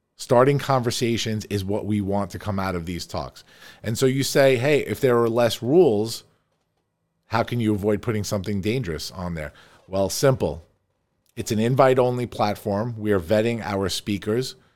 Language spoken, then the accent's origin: English; Farmingdale, New York, United States; we are here in my beautiful office here on Route one ten in Farmingdale, New York, my hometown.